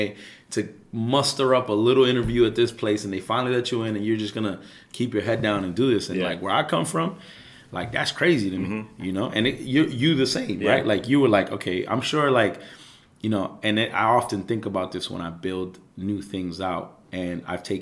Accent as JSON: {"language": "English", "town": "New York City", "region": "New York", "country": "United States", "tie": "born or raised there", "said": "I'm from Ozone Park, which is an area that's right on literally the bordering avenue of East New York, Brooklyn, and Jamaica, Queens"}